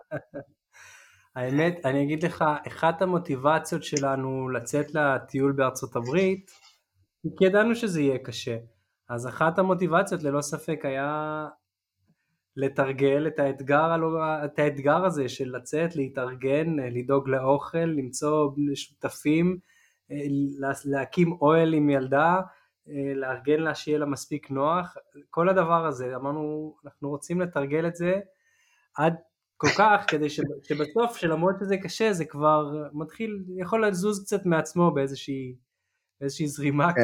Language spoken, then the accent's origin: Hebrew; Israel; לי כישראלי